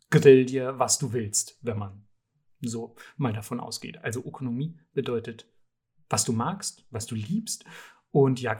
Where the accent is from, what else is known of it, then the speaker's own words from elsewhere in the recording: Southern Germany, Germany; ich komme nämlich aus Süddeutschland, wo diese Dinger so heißen wie gefühlt im Rest der Welt.